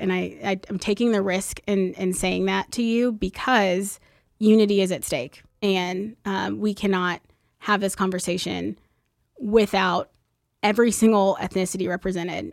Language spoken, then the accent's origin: English; Plano, Texas, United States; I grew up in West Plano